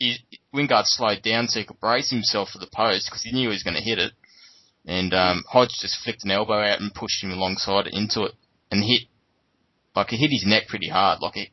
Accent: New South Wales, Australia; because I'm also from New South Wales.

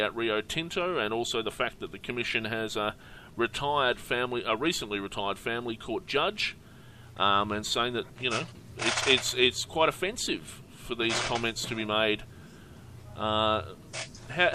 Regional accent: Australia; We're Australian

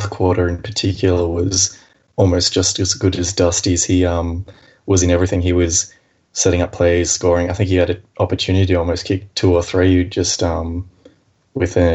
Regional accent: Leeton, New South Wales, Australia; I'm not from Melbourne. We're both from the same little country town as our Lord and Saviour, Jacob Townsend in Leeton.

